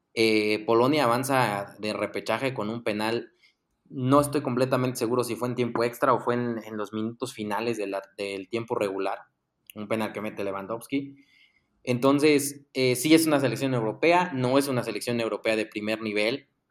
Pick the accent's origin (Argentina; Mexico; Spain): Mexico; como mexicanos